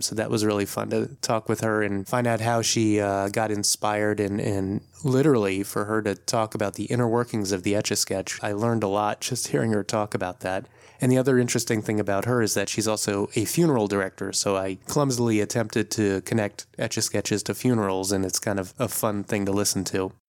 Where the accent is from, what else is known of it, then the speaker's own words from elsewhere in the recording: D.C., East Coast of the US, United States; also born or lived in New York City area, United States; now in Oakland, United States; I'm actually originally from the East Coast of the U S. I grew up not too far from Washington, D C